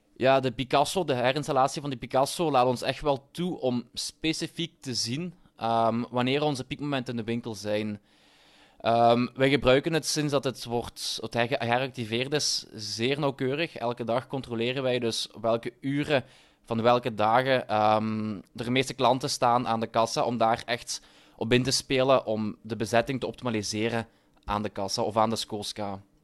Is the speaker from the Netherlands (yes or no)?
no; Limburg, Flanders, Belgium; Ik ben zelf een Limburger